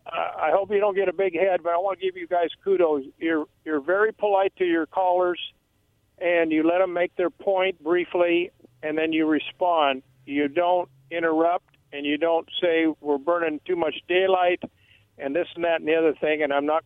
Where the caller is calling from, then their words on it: Umatilla, United States; Oh, … here from Umatilla.